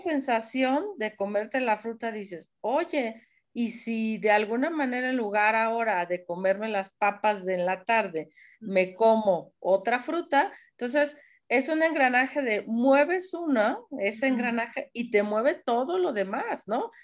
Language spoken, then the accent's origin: Spanish; Mexico; somos mexicanos